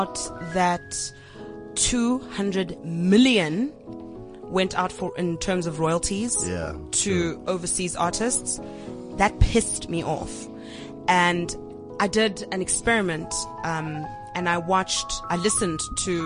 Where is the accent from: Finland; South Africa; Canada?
South Africa; South African artists